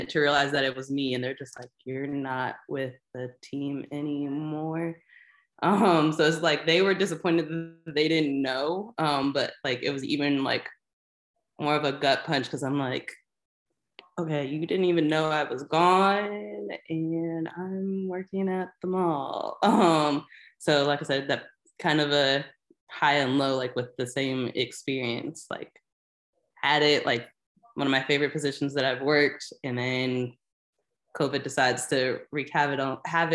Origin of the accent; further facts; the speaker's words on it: Indianapolis, Indiana, United States; I'm from the Indy area, so I grew up watching the Colts